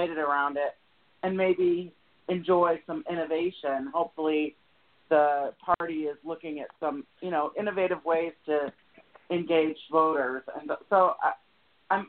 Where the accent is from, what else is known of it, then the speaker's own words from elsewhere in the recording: Michigan, United States; moved away; I'm originally from Michigan, so I can relate to the cold weather. And having grown up in a college town